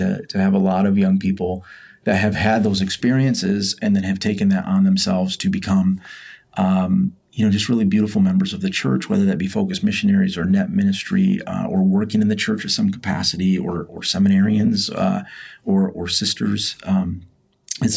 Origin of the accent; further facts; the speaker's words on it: Byron Center, Michigan, United States; I grew up very rural in Byron Center, Michigan.